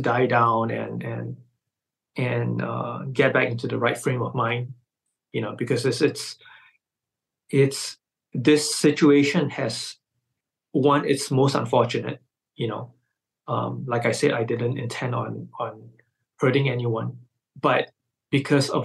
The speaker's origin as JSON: {"language": "English", "country": "Malaysia", "said": "my fellow Malaysians"}